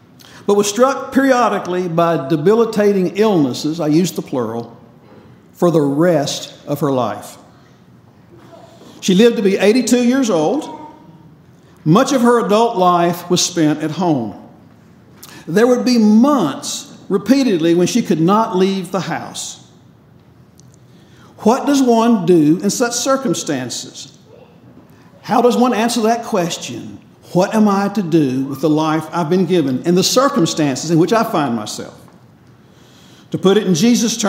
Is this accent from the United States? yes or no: yes; North Carolina, United States; I grew up in North Carolina